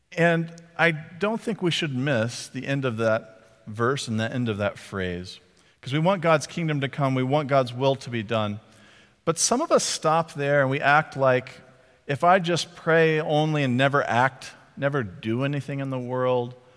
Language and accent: English; Texas, United States; I was from Texas